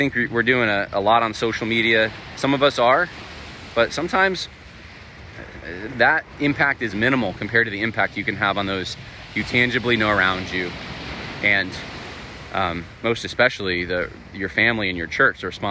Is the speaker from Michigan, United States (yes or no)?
no; California, United States; moved away; I was born in California